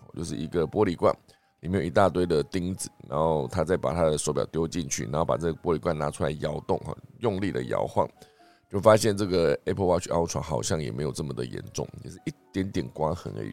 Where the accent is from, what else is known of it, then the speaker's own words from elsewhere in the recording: Taiwan; 我们台湾这边呢也难以幸免